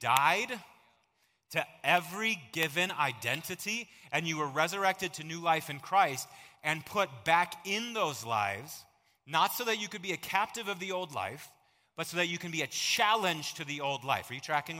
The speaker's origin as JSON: {"language": "English", "country": "United States", "tie": "born or raised there", "said": "I am so glad that I was born here"}